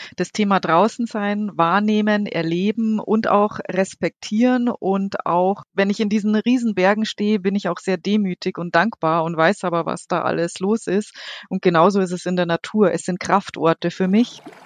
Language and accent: German; Munich, Bavaria, Germany; gebürtige Münchnerin. Ich bin vor den Toren quasi aufgewachsen mit Bergen und viel Wasser.